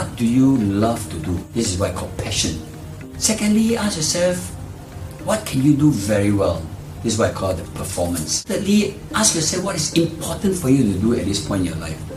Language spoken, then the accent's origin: English; Singapore; I was a street kid. I grew up in Jalan Besar